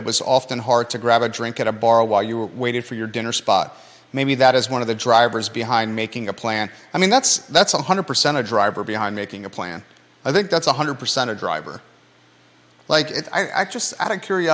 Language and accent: English; Williamsburg, Virginia, United States; now in Charlottesville, United States; when we were kids, we grew up in Williamsburg